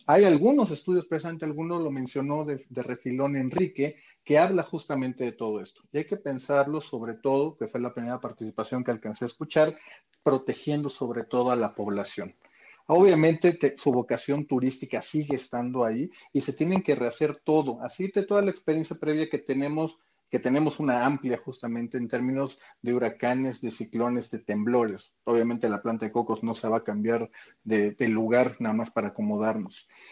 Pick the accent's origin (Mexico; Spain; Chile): Mexico; a nosotros como mexicanos